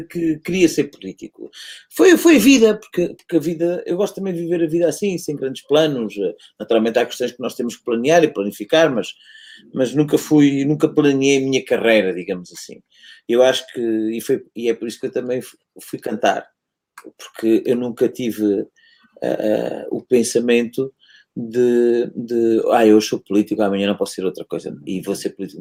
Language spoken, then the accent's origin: Portuguese; Vila Real de Santo António, Algarve, Portugal; moved away as an adult; also born or lived in Lisbon; Eu sou um tipo que nasceu e que foi criado em Vila Real António